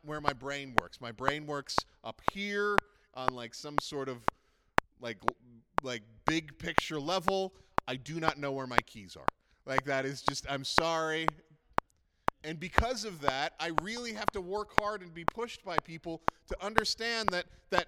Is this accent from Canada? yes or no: yes; Prince Edward Island, Canada; now in Alberta, Canada; I am from Prince Edward Island. And when you're born on Prince Edward Island, you are always from Prince Edward Island.